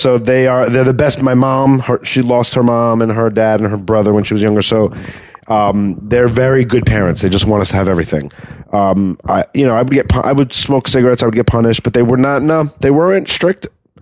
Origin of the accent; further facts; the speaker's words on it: Valley Stream, New York, United States; also born or lived in Queens, New York; I was grew up in Long Island. I was born in Queens and then raised in Long Island.